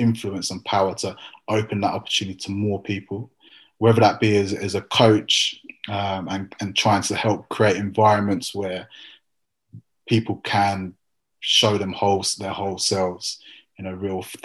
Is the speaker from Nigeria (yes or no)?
no; England, United Kingdom; being English for you, Rusty, might mean something very different than it does for me